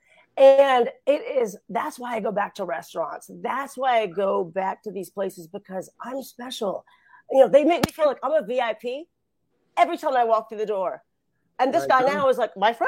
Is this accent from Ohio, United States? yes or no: yes; Ottawa, Ohio, United States; moved away; also born or lived in Los Angeles; I was born and raised in a small town called Ottawa